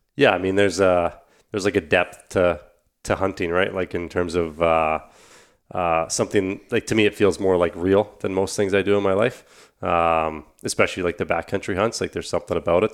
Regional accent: Canada; I think we all kind of identify as Canadians, uh, first and foremost

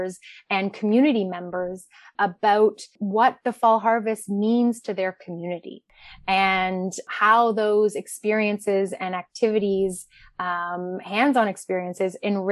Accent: Canada; as a settler and as a Canadian

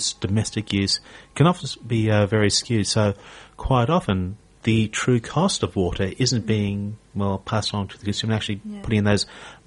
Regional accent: Townsville, Queensland, Australia; moved away; I'm from Townsville originally.

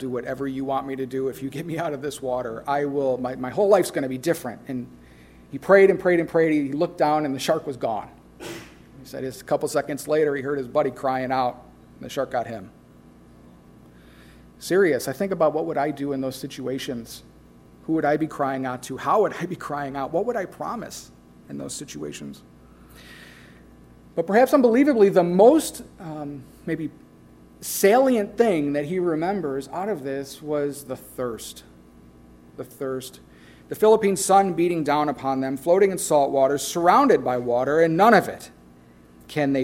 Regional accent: Midwest, United States; I'm from the Midwest

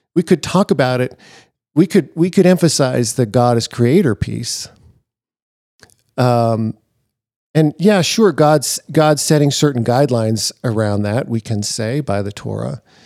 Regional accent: Seattle, Washington, United States; I grew up in Seattle.

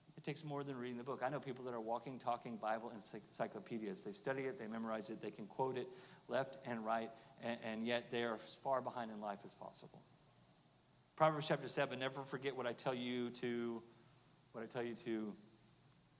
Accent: Oklahoma, United States; I'm from Oklahoma

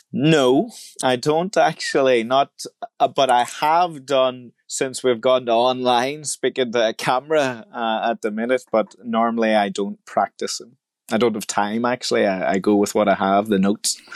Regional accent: Ireland; I was born in the Republic of Ireland in, uh, the country, and my parents were Christians

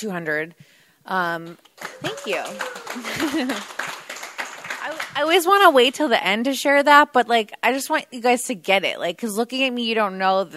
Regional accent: New Jersey, United States; moved away; I'm originally from New Jersey

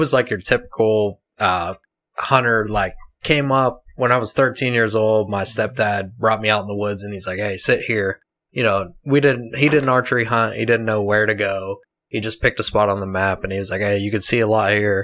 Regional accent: New Castle, Pennsylvania, United States; I'm from Newcastle, Pennsylvania.

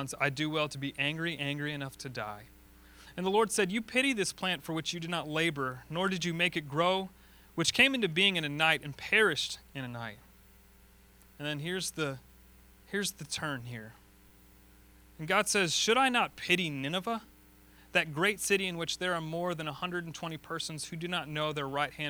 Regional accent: Florida, United States; moved away; I'm from Florida

